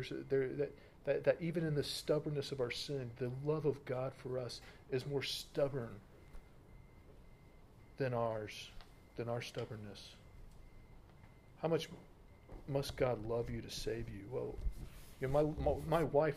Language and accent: English; United States; I'm American